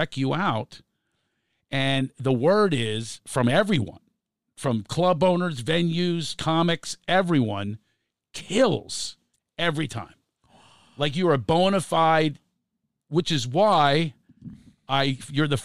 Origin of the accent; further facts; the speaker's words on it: Philadelphia, Pennsylvania, United States; now in California, United States; I'm from Philadelphia, but I'm also California.